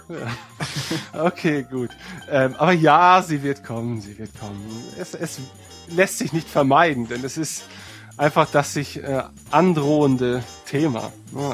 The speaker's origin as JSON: {"language": "German", "region": "Northern Germany", "country": "Germany", "said": "wir als Nordlichter"}